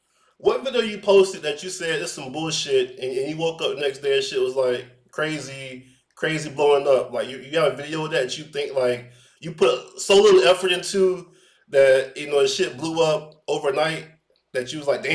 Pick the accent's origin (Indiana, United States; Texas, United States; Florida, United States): Florida, United States; Orlando; you know I'm from Orlando too